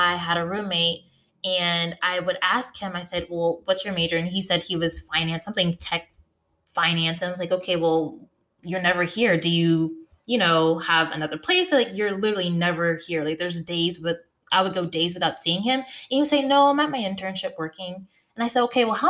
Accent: United States; now in North Carolina, United States; I'm from the North. So in the DC, Baltimore region, but I live in North Carolina

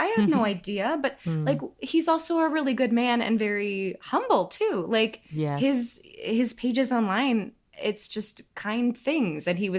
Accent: Detroit, Michigan, United States; Hey, I'm from Detroit.

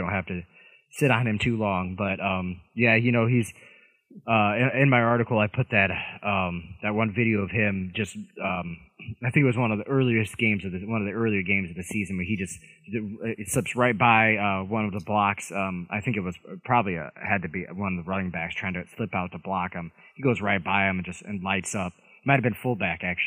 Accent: Indiana, United States; Indianapolis Colts, my home state. But I'm closer to Chicago

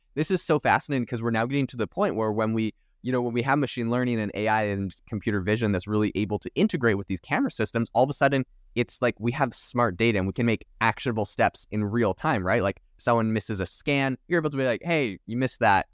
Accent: Canada; moved away as an adult; now in Arizona, United States; I'm actually originally from Canada

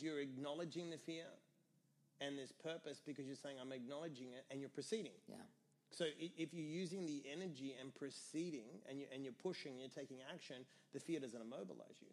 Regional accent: Australia; now in New York, United States; when I came to this country from Australia, everyone told me I would fail.

